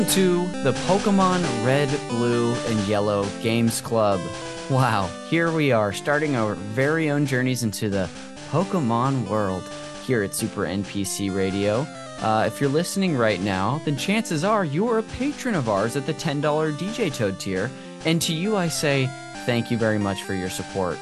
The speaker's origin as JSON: {"language": "English", "town": "Modesto", "region": "California", "country": "United States", "tie": "born or raised there", "said": "this church we went to growing up in Modesto"}